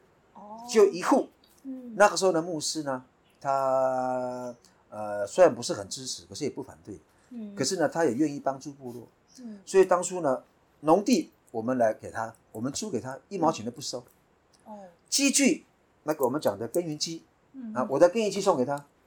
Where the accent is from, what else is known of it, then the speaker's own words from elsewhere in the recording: Taiwan; 我们泰雅族。大概至少迁了五六次以上了，那个部落很广。那我们就是从世纪部落迁过来的。